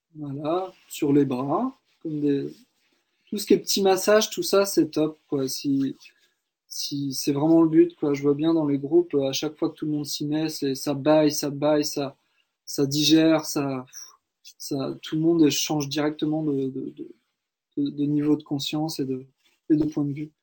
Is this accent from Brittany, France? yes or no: yes; Brittany, France; je suis né en Bretagne